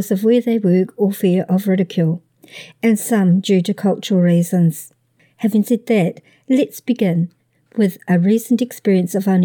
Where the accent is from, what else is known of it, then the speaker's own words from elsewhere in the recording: Midwest, United States; I'm from the Midwest, and that's still shorts weather to me.